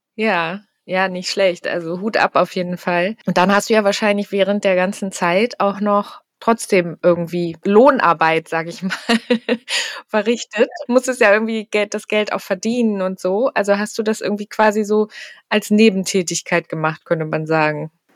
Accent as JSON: {"language": "German", "region": "Hamburg", "country": "Germany", "said": "ich komme ja selber aus Hamburg"}